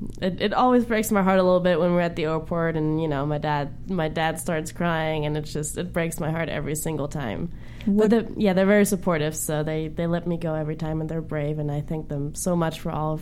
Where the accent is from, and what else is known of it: Germany; born or raised there; English is a second language